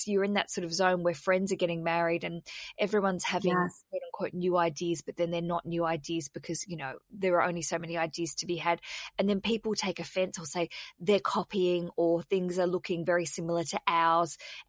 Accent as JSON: {"language": "English", "town": "Hobart", "region": "Tasmania", "country": "Australia", "tie": "born or raised there", "said": "I grew up in Hobart in Tasmania"}